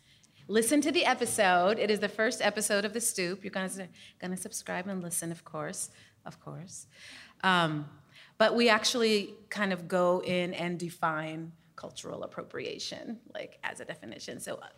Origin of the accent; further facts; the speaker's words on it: Minnesota, United States; now in Chicago, United States; I learned about stoop conversations when I moved to Chicago from Minnesota, so I'm with you.